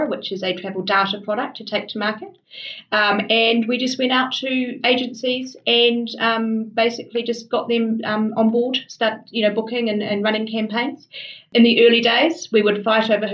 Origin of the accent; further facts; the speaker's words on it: Kaitaia, Northland, New Zealand; I grew up in the far north of New Zealand in a town called Kaitaia